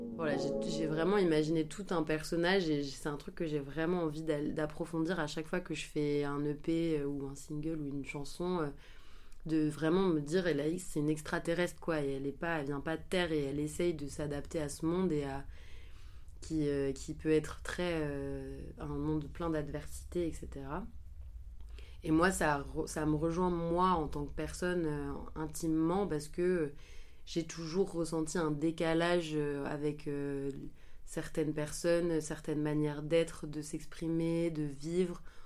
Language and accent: French; Angers, Pays de la Loire, France; Je suis originaire d'Angers